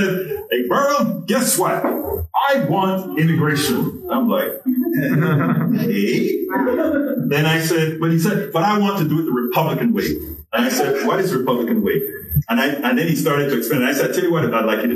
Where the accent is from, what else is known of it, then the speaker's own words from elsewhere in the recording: Panama; now in United States; I'm an immigrant. I'm from Panama.